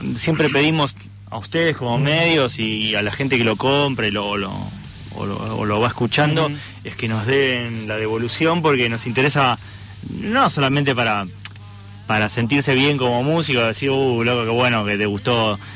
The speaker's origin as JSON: {"language": "Spanish", "country": "Argentina", "said": "somos de Argentina"}